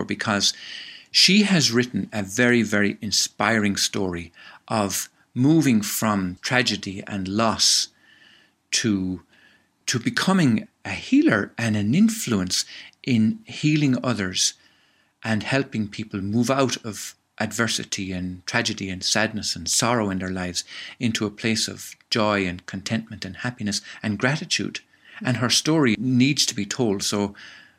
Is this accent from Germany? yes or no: no; Tipperary, Munster, Ireland; from where I was born in Tipperary, it was actually the closest seaside to us, because Tipperary is one of the most inland towns in Ireland